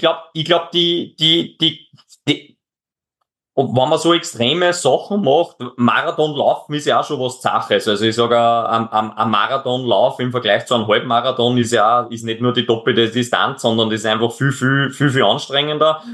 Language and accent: German; Austria; bei uns in Österreich